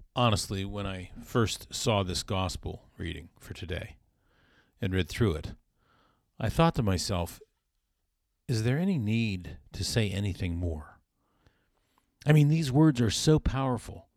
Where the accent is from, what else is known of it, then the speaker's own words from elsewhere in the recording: South Florida, United States; When I was a boy growing up in South Florida